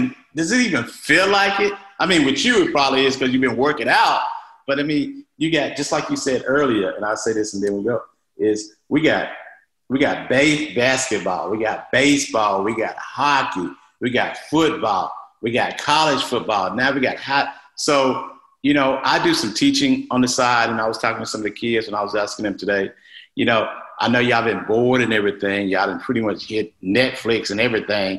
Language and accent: English; Mississippi, United States; I'm from Mississippi.